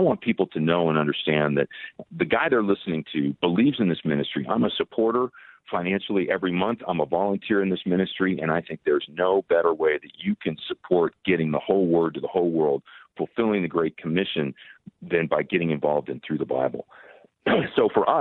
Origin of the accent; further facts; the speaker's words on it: Glendora, California, United States; the town that I grew up in Glendora